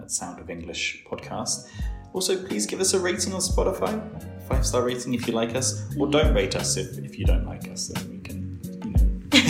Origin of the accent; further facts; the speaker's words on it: United Kingdom; now in Bulgaria; as someone from not even the outskirts, but like just outside of London, but sort of like connected, you know, we came into London sometimes.